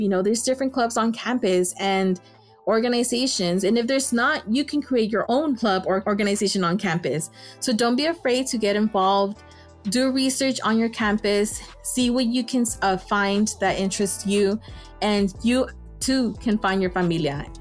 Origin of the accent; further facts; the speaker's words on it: Los Angeles, California, United States; also born or lived in Davis, California; I'm from Los Angeles, California. I grew up in Highland Park